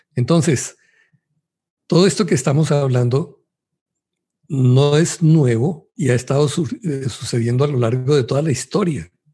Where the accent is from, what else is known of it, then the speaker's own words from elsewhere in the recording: Colombia; Yo soy de Colombia